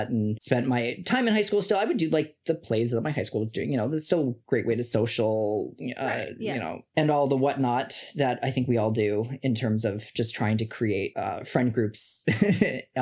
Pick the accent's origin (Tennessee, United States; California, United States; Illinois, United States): Illinois, United States; Chicago; I grew up in the Midwest in Chicago with Mitch and Melody.